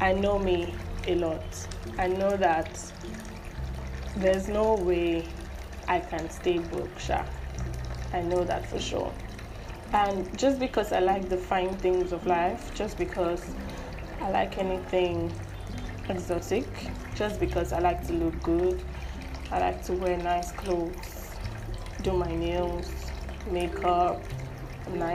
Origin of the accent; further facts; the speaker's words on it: Nigeria; I'm a proud Nigerian